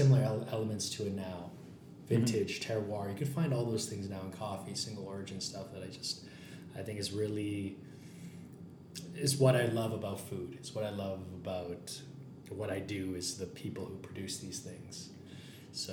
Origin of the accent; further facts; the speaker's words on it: Calgary, Alberta, Canada; I grew up in the Plus 15, grew up in kind of this small business world